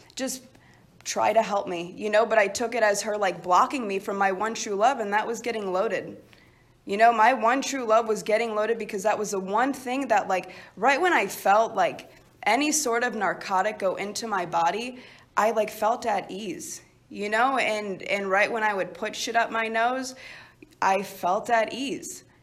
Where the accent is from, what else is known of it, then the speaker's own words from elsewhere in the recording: Chicago, Illinois, United States; originally, I'm from Chicago